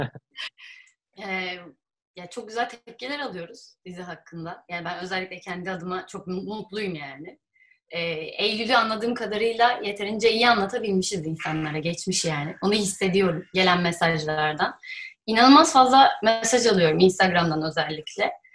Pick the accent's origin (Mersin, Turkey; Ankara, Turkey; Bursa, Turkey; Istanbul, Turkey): Bursa, Turkey; ben Bursa'da büyüdüm